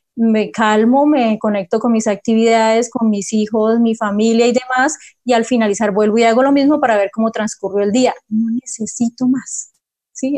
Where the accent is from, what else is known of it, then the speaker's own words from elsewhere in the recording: Cúcuta, Norte de Santander, Colombia; moved away as an adult; also born or lived in Pamplona; now in Bucaramanga, Colombia; Soy cucuteña, soy norte santanderiana